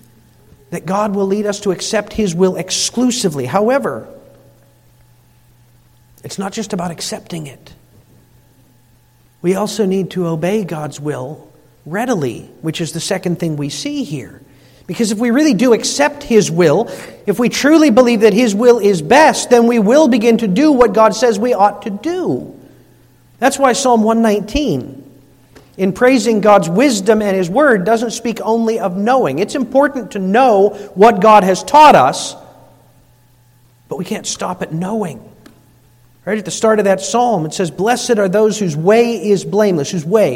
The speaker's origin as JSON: {"language": "English", "country": "United States", "said": "we're Dutch or because we're American"}